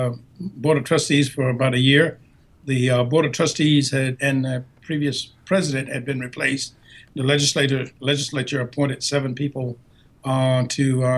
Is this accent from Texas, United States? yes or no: no; Quincy, Florida, United States; now in South Carolina, United States; grew up in a small town called Quincy, Florida